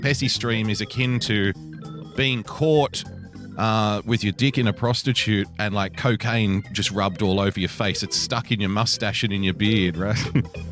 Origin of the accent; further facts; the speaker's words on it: Australia; as an Australian